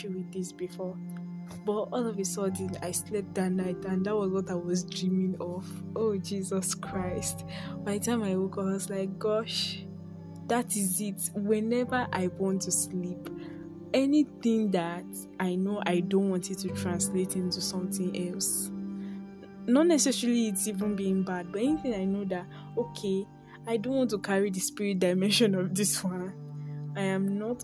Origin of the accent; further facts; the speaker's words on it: Nigeria; I'm a Nigerian YouTuber, podcaster